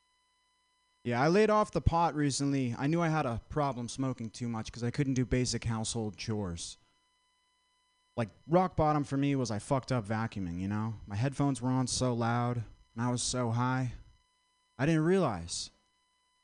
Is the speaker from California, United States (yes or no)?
no; Vermont, United States; I'm from Vermont.